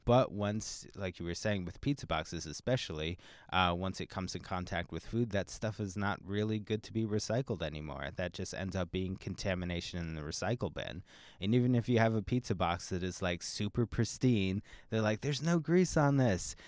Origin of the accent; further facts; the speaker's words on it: Pennsylvania, United States; now in Seattle, United States; I'm actually not from the area. I'm from Pennsylvania, and so when I moved to Seattle